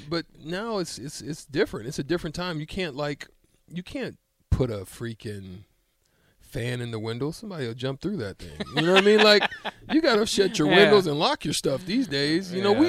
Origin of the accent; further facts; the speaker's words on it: Alabama, United States; I grew up in Alabama mostly